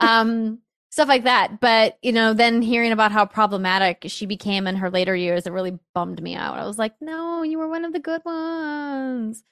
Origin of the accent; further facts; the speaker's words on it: Fargo, North Dakota, United States; moved away; my hometown of Fargo had improv